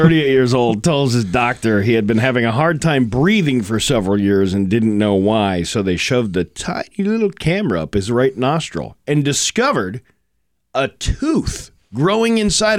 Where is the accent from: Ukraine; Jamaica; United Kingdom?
Ukraine; You say Ukraine's weak? I'm from Ukraine.